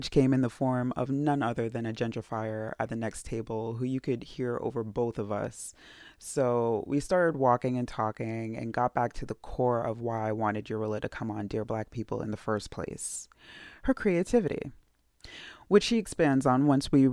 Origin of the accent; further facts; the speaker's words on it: New York City, New York, United States; coming from Staten Island, I've seen, like, changes